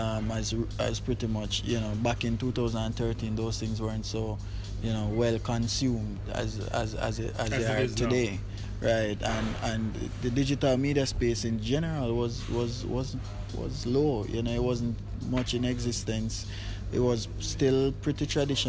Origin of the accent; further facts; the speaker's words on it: Kingston, Jamaica; I grew up in Kentire, Papin